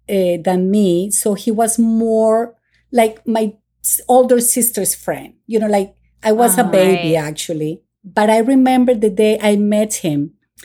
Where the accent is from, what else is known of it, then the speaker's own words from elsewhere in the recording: Miami, Florida, United States; I find myself that I'm more from here than from Colombia. Although I have my roots from Colombia, but I grew up in Miami.